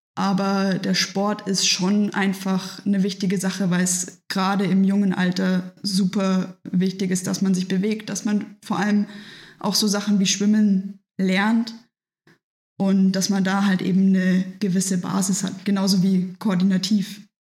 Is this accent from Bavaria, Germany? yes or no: yes; Nuremberg, Bavaria, Germany; now in Munich, Germany; weil ich gebürtig aus Nürnberg komme und damals da schon früher beim Junior Challenge oft dabei war, also bei dem Triathlon für Kinder